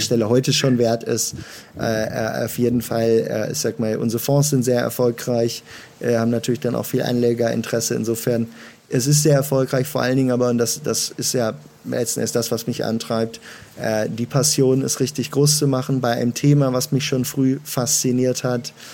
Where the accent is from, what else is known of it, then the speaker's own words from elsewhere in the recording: Münster, North Rhine-Westphalia, Germany; Ich äh, komme gebürtig aus Münster und äh, habe dort angefangen, mit 15 meine Eltern zu überreden